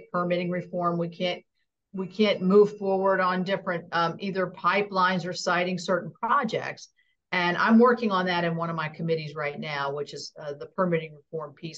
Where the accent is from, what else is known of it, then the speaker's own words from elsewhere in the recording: West Virginia, United States; I was born and raised in West Virginia